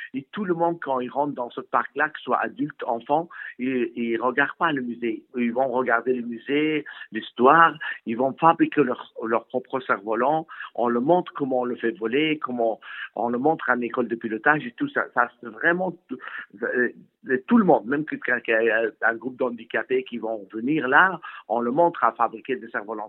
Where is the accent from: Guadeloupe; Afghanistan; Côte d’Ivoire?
Afghanistan; now in France; je suis originaire d'Afghanistan